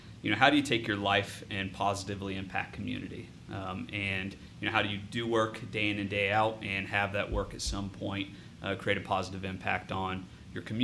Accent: Bellefontaine, Ohio, United States; I'm born and raised in the Logan County area, which is northwest of Columbus by about 45 minutes. Bell Fountain is the city that I grew up in and actually still live in that area

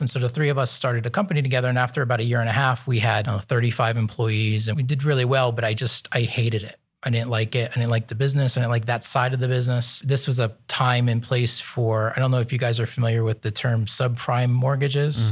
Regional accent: Nazareth, Pennsylvania, United States; moved away as an adult; now in Columbus, United States; I'm from Eastern Pennsylvania. So my family is from a town called Nazareth

